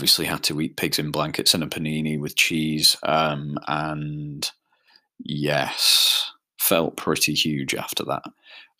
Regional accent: Isle of Man; the Isle of Man, which is where I'm from.

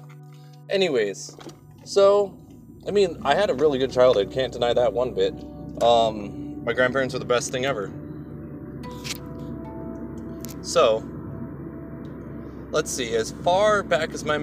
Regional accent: Aurora, Colorado, United States; Born way back in Colorado, Aurora, Colorado, in 1990

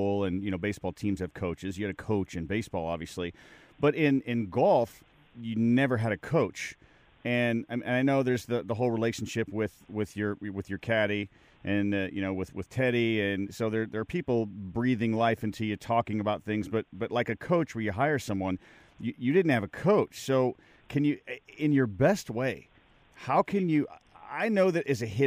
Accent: Chicago, Illinois, United States; I'm from Chicago

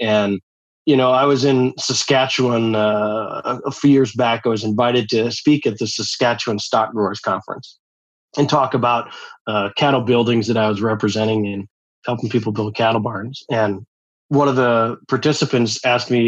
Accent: Eastern South Dakota, United States; I grew up in Eastern South Dakota and I'm the sixth of nine kids

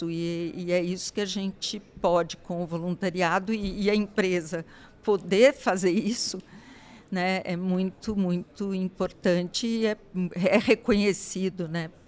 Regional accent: Brazil; é uma forma de eu estar atuando como cidadão, como brasileiro

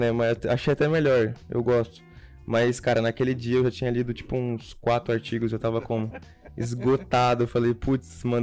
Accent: Ibiraçu, Espírito Santo, Brazil; Sou de, do, de Ibiraçu. É interior

